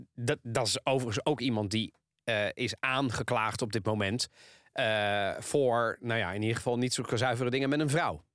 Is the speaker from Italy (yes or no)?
yes; Italy; now in Netherlands; Ik ben een Italiaan